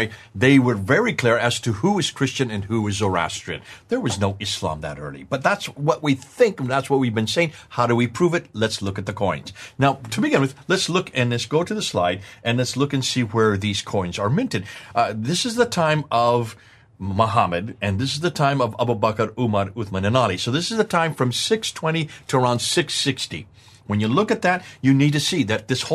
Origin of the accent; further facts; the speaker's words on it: United States; accent: American; my American accent